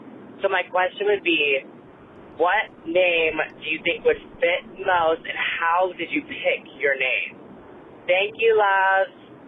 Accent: Miami, Florida, United States; I'm from Miami, Florida. I am on my way back home right now

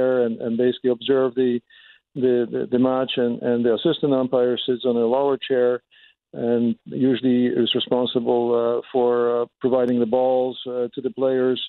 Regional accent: Poland; moved away as an adult; also born or lived in Germany; now in Winnipeg, Canada; I'm originally from Poland

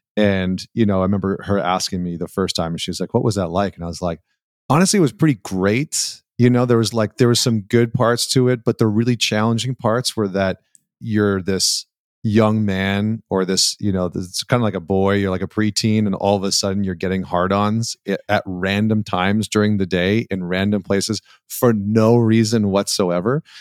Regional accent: Canada; I grew up in Canada

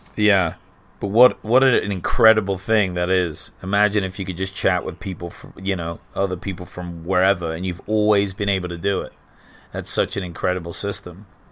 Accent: England, United Kingdom; now in United States; growing up in England

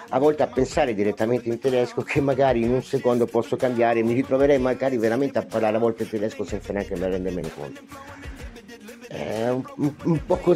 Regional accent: Italy; first language Italian; Nel momento in cui io ricambio e ritorno a parlare la mia lingua madre, il, l'italiano

